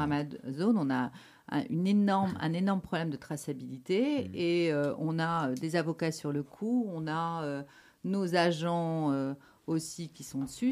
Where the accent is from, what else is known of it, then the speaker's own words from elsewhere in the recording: Catalonia, Occitania, France; accent: French; moved away as an adult; now in Belgium; la Catalogne, parce que c'est là d'où je viens.